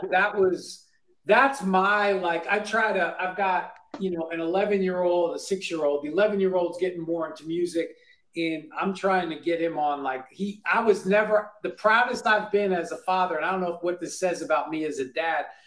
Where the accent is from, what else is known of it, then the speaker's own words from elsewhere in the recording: Bellmore, New York, United States; I grew up in New York, I grew up a Giants fan